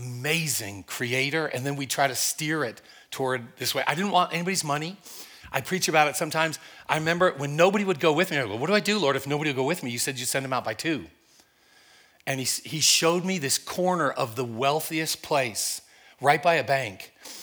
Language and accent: English; Oklahoma, United States; accent: Oklahoma; now in Midwest, United States; Yeah, you probably noticed my accent. A little bit different than the Midwest here. It was Oklahoma